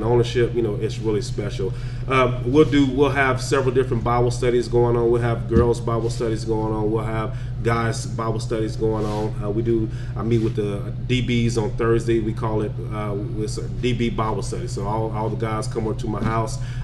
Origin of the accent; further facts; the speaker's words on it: Lockhart, Texas, United States; moved away as an adult; also born or lived in Wichita Falls, Texas; I'm born in the big city of Lockhart, Texas